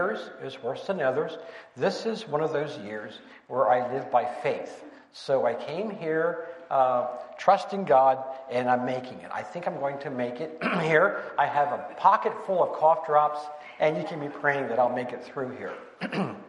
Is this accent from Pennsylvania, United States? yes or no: yes; Pennsylvania, United States; moved away; my wife and I, we're from Pennsylvania, and we rooted for the Phillies.